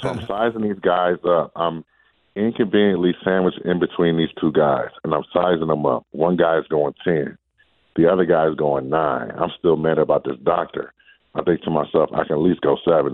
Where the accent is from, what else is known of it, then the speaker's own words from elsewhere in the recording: Detroit, Michigan, United States; moved away; the Detroit Marathon back in my hometown